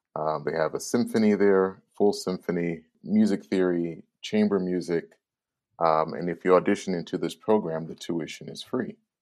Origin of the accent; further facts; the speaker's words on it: Chicago, Illinois, United States; was born and bred in Chicago, from Chicago's inner city